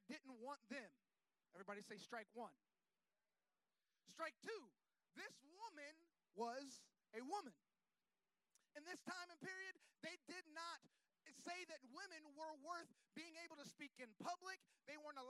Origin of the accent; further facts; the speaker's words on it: Florida, United States; I'm from Florida